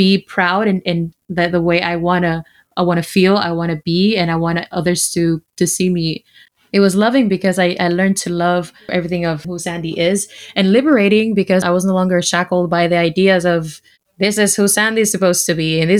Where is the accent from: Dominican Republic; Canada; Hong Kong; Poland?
Dominican Republic; English is a second language; I was born in the Dominican Republic. I'm half Dominican, half Haitian.